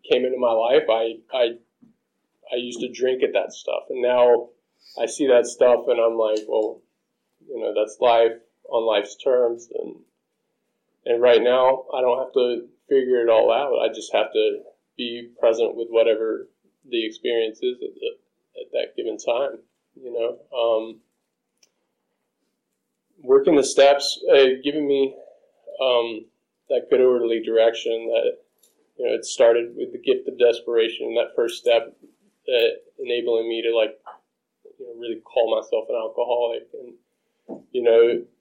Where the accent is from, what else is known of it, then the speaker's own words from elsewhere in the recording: South Carolina, United States; moved away as an adult; I grew up in South Carolina. I thought I was born and stuck